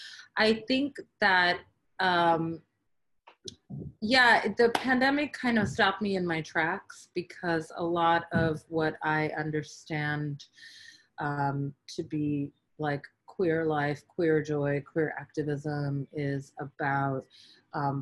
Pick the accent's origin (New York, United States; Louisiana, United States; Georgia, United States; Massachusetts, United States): New York, United States; being born and raised in New York and having lived here for much of my life